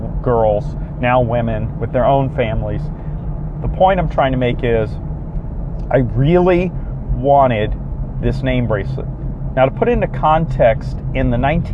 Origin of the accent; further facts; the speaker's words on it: South Florida, United States; I grew up in South Florida